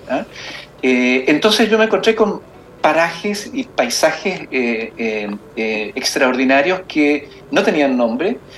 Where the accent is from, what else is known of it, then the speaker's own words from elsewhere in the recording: Magallanes, Chile; yo viajo siempre, porque soy de Magallanes, entonces empecé a viajar y hacer eh, rutas especiales en Tierra del Fuego.